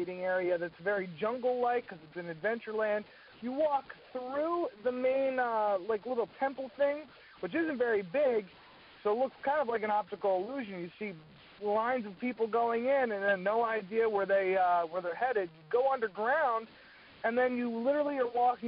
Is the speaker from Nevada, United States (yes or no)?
no; Hershey, Pennsylvania, United States; from Hershey, PA, that's my hometown